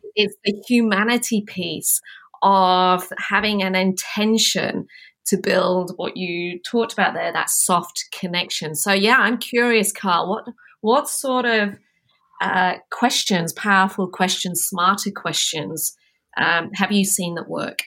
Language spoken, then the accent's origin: English; Yorkshire and the Humber, United Kingdom; moved away as an adult; now in Australia; I'm from Yorkshire